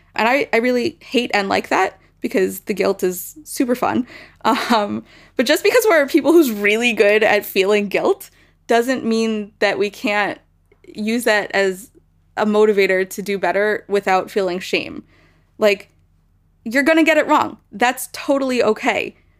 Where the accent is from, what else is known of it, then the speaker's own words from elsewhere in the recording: United States; as American Jews